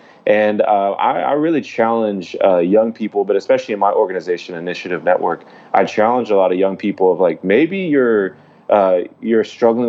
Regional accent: Dallas, Texas, United States; I'm Dallas, Texas.

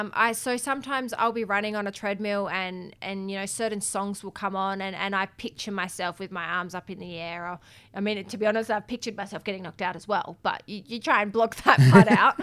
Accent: Adelaide, South Australia, Australia; I grew up in Adelaide

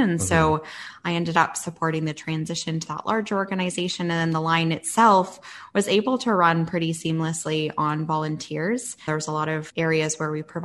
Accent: Southwestern Ontario, Canada; moved away as an adult; also born or lived in Yukon; I'm from Southwestern Ontario.

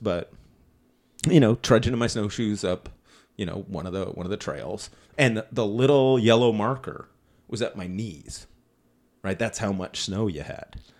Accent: Ontario, Canada; we're from Ontario, we don't get any snow accumulation

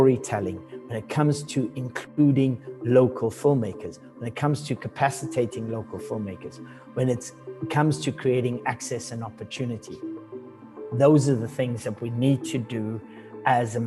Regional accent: Durban, KwaZulu-Natal, South Africa; moved away as an adult; also born or lived in Johannesburg; I was born in the outskirts of the city of Durban and grew up in Durban like the first sort of 18 years of my life

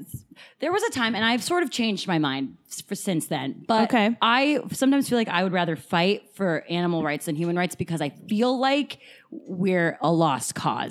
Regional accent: Seattle, Washington, United States; I'm from Seattle

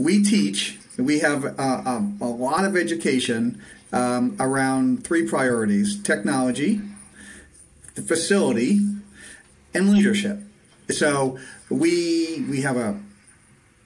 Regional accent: Massachusetts, United States; moved away as an adult; now in Nashville, United States; I was born and raised in Massachusetts, but now I live in Nashville, Tennessee

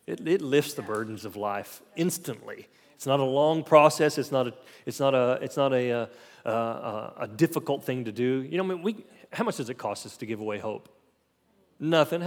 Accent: Oklahoma, United States; I'm from Oklahoma

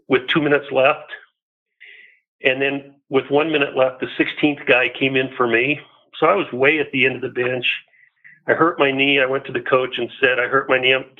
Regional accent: Boulder, Colorado, United States; I was born in Boulder, so I'm an unusual individual that way, and went to school all the way through Fairview High School in Boulder

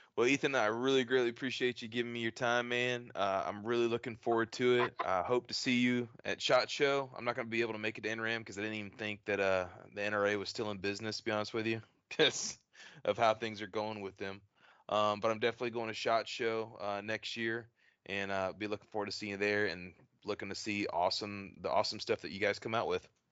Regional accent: Texas, United States; moved away; I'm from Texas originally

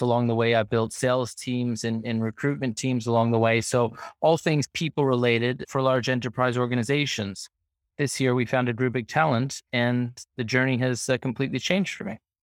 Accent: Toronto, Ontario, Canada; moved away as an adult; now in London, United Kingdom; I hail from Toronto, Canada. That's where I was born and raised, grew up.

